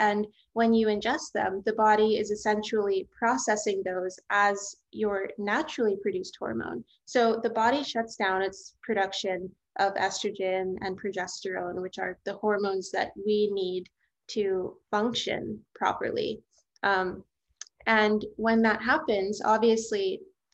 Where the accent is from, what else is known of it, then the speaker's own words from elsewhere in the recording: New Orleans, Louisiana, United States; I grew up in New Orleans, Louisiana